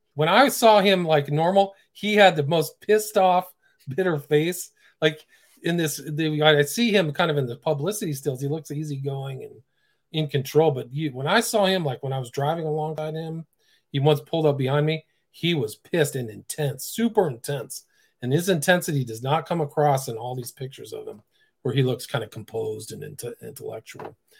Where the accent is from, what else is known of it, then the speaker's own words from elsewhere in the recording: Palo Alto, California, United States; I grew up in Palo Alto